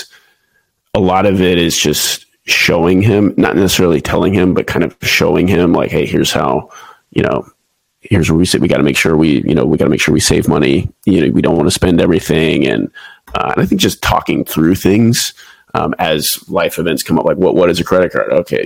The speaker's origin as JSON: {"language": "English", "town": "Houston", "region": "Texas", "country": "United States", "also_born_or_lived": "Pensacola, Florida / Japan", "moved": "as an adult", "lives_now": "San Diego, United States", "said": "I'm originally from Houston, Texas."}